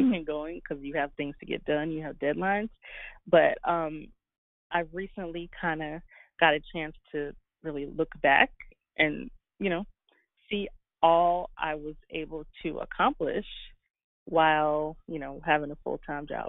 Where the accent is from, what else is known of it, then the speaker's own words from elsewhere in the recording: Guyana; I was born in Guyana in the Caribbean